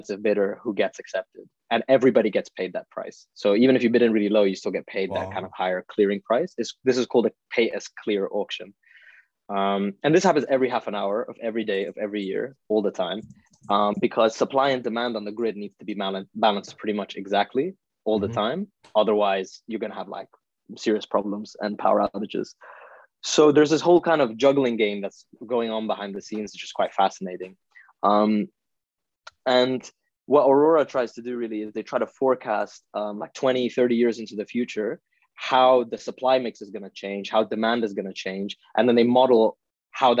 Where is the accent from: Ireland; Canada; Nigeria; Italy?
Italy; also born or lived in India / Oxford, United Kingdom; now in London, United Kingdom; I'm Indian. I was born in India, but I grew up in Italy for most of my life